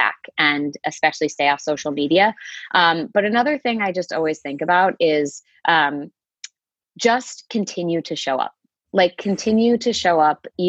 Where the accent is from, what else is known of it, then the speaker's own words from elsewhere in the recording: outside Boston, Massachusetts, United States; I grew up right outside of Boston. So I'm from Massachusetts, right outside the city, about 20 minutes outside of downtown